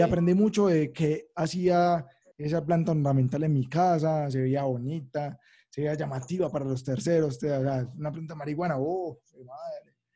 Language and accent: Spanish; Manrique Oriental, Antioquia, Colombia; aquí a Manrique, donde soy yo, pues, de Manrique Oriental